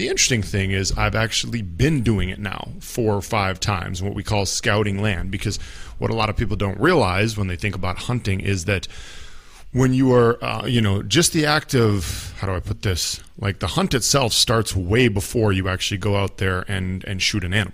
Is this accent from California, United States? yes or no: no; Minnesota, United States; I'm from Minnesota in the northern part of the United States